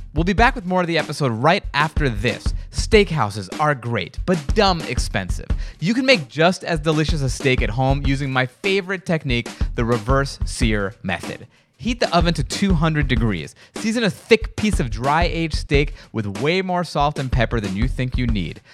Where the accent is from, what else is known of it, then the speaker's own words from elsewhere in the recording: New York, United States; I'm from New York